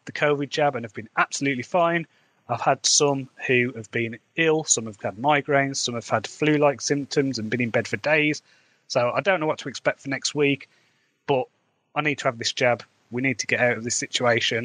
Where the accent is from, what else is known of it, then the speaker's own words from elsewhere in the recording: Midlands, England, United Kingdom; accent: Midlands; I've got a Midlands accent